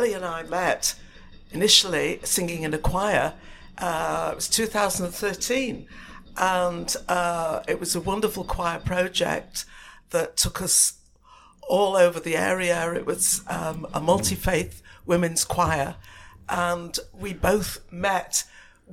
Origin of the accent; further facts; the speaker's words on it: Manchester, North West England, United Kingdom; we grew up in South Manchester